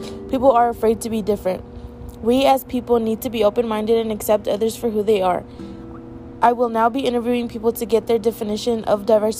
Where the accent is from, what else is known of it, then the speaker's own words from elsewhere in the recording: San Jacinto, California, United States; a 17-year-old attending San Jacinto High School. I am a Hispanic girl born and raised in San Jacinto, California